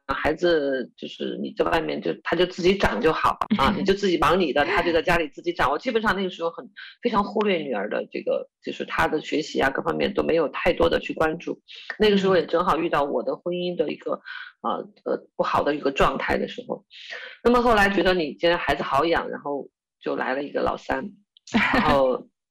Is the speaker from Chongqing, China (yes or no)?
yes; Chongqing, China; 我是重庆人